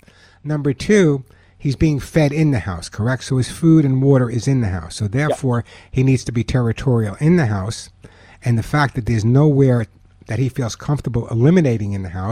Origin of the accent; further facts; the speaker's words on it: Long Island, New York, United States; I grew up on Long Island